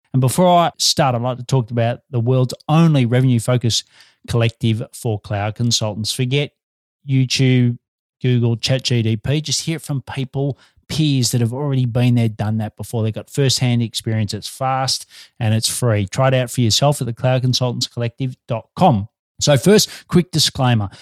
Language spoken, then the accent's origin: English; Australia